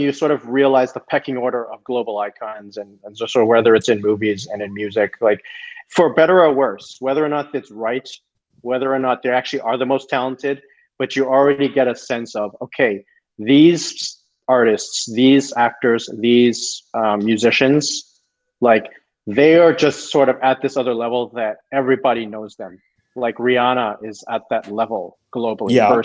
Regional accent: Toronto, Ontario, Canada; moved away as an adult; now in United States; I'm from Toronto

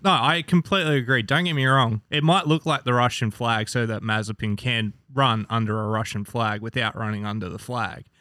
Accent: Australia; I'm Australian.

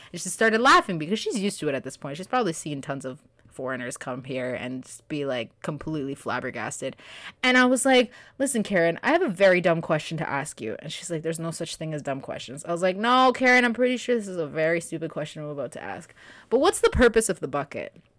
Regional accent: Canada; also born or lived in Kenya; I was born in Canada and, but my parents are from A, B, and C

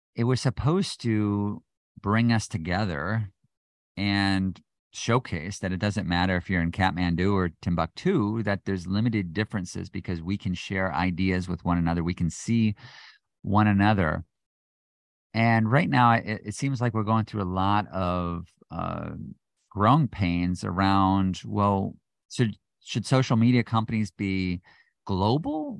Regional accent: United States; being an American

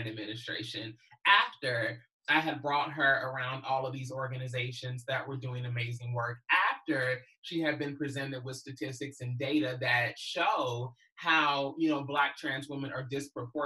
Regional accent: Kentucky, United States; when I was growing up in Kentucky, especially in the mid-90s

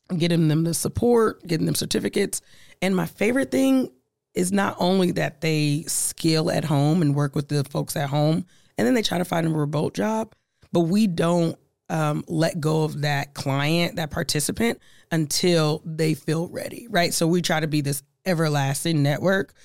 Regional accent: Omaha, Nebraska, United States; I'm from Omaha. I'm from Nebraska

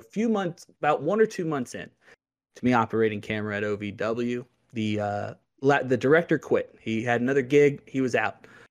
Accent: Louisville, Kentucky, United States; I grew up in Louisville, Kentucky, home of O V

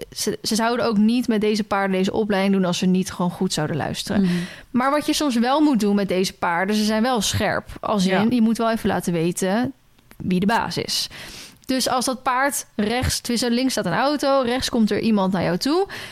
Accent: Randstad, Netherlands; moved away; ik kom uit de Randstad. Dus dat is ook wel... Ik kom uit de stad, ben naar een dorp

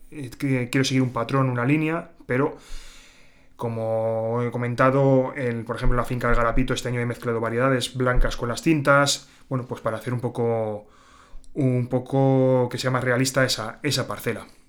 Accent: Santo Domingo de Silos, Castile and León, Spain; yo soy de Santo Domingo de Silos

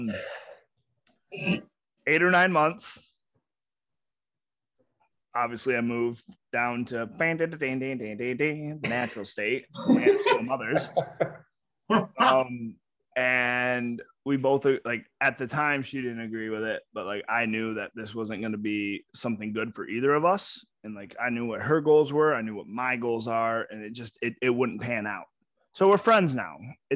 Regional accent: Lansing, Michigan, United States; I grew up in Lansing, Michigan.

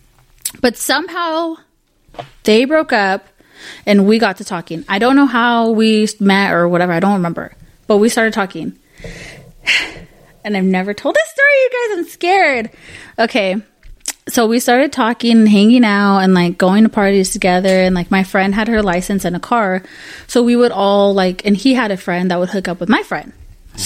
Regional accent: Salinas, California, United States; also born or lived in Castroville, California; I grew up in Salinas

